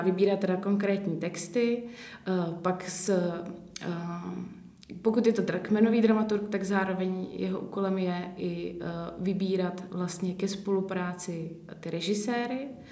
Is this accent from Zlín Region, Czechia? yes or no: no; České Budějovice, South Bohemian Region, Czechia; pocházím z Českých Budějovic